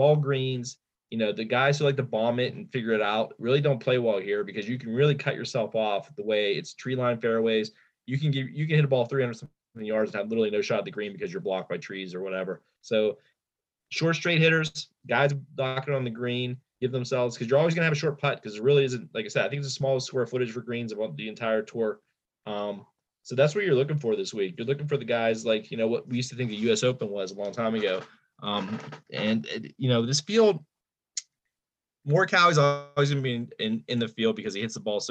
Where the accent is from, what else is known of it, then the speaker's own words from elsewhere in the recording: Pennsylvania, United States; we're all from Pennsylvania